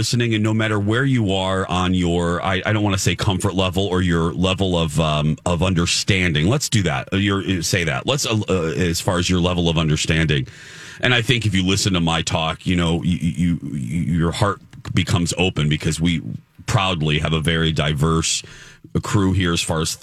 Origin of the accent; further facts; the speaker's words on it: Indiana, United States; now in Minneapolis, United States; Even living in a rather socially liberal city like Minneapolis, I still, as a 46-year-old, because I grew up in Indiana